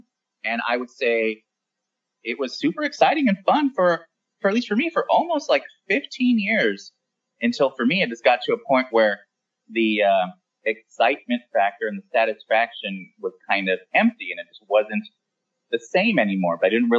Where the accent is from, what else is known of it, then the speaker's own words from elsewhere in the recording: West Coast, United States; We're both from the West Coast.